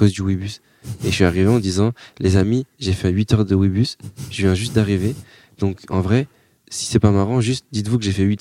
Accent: Bordeaux, Nouvelle-Aquitaine, France; Eh, moi, je viens de Bordeaux. J'ai fait 10 heures de route, j'ai pris un bus, un train.

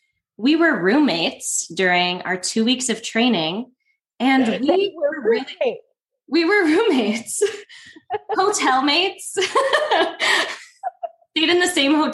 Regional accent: Midwest, United States; now in Chicago, United States; I grew up in the Midwest.

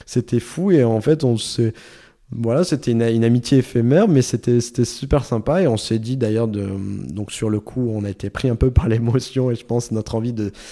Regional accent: France; au bout de deux minutes on se rend compte qu'on est français tous les deux.

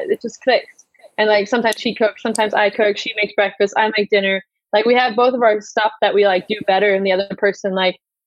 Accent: United States; now in Germany; we're both American

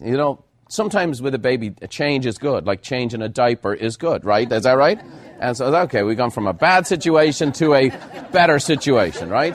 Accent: Ireland; moved away as an adult; now in United States; being Irish

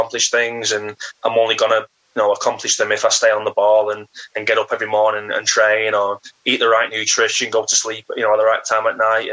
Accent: Warrington, North West England, United Kingdom; I'm from Warrington, which is a big town

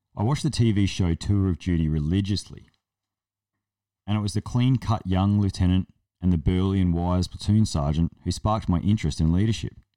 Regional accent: South Australia, Australia; I'm from South Australia and we're not convicts

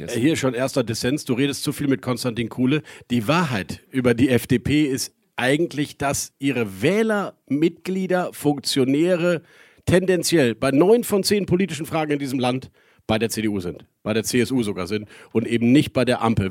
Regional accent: Rhineland, Germany; für uns Rheinländer

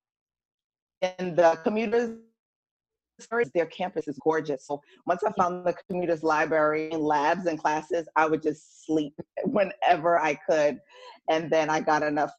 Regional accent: Long Island, New York, United States; moved away as an adult; also born or lived in Brooklyn, New York / New Jersey / Greenville, South Carolina; But I moved to Long Island when I was about 5

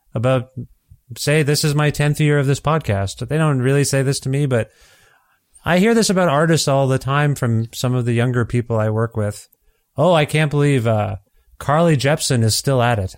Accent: Canada; as a Canadian

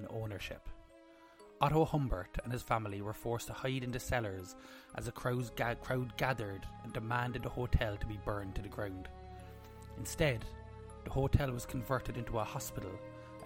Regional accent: Cobh, Munster, Ireland; We're from Cove

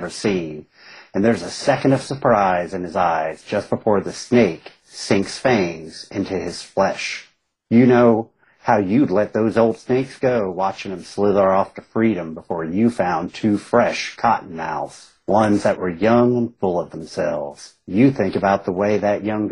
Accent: Southern West Virginia, Eastern Kentucky, United States; I come from, I grew up in Eastern Kentucky, Southern West Virginia, grew up a lot in fundamentalist religions

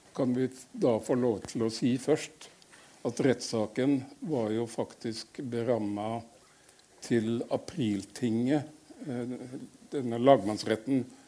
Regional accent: Ørsta, Møre og Romsdal, Norway; moved away as an adult; also born or lived in Fredrikstad; Jeg er født på, i Ørsta på Sunnmøre.

